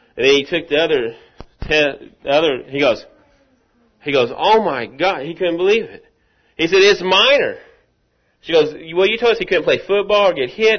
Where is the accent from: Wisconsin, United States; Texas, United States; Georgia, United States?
Texas, United States; Rockwall; I'm from Rockwall